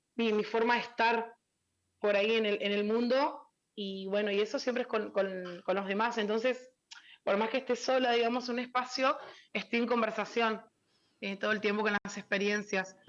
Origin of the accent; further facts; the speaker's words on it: Buenos Aires, Argentina; moved away as an adult; now in Formosa, Argentina; vivía en Buenos Aires, en, mi, en la primaria y la, y la, secundaria la hice en Buenos Aires. Nací acá en Formosa, pero hice primaria y secundaria allá